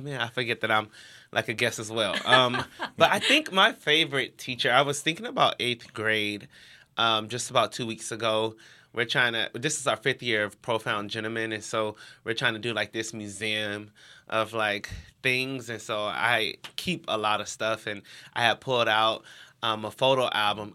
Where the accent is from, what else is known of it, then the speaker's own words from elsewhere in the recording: Cleveland, Ohio, United States; I grew up in Cleveland, Ohio